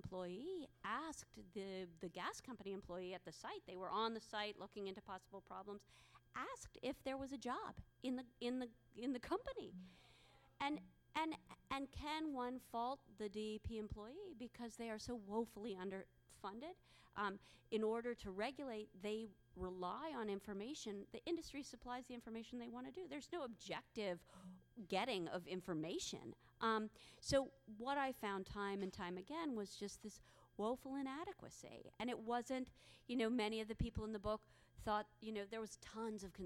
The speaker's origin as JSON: {"language": "English", "town": "Philadelphia", "region": "Pennsylvania", "country": "United States", "moved": "yes", "lives_now": "New York City, United States", "said": "I live in New York City, but I'm from Philadelphia"}